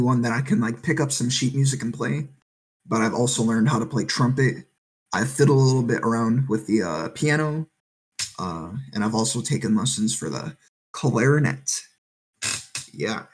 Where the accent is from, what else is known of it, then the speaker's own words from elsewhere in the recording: Wisconsin, United States; moved away as an adult; also born or lived in Las Cruces, New Mexico; now in Virginia Beach, United States; I'm originally from Wisconsin, but I spent 4 years in Las Cruces, New Mexico.